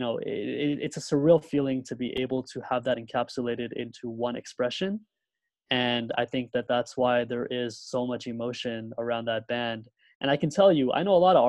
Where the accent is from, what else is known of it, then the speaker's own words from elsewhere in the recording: California, United States; also born or lived in Karachi, Pakistan; primarily was raised in this country, although I like to say that partly I was raised in Karachi